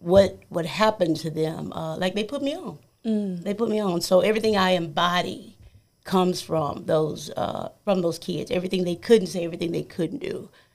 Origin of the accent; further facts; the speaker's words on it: United States; now in Memphis, United States; I grew up in a two red light, my hometown at two red lights, and Memphis was always a big deal in my hometown.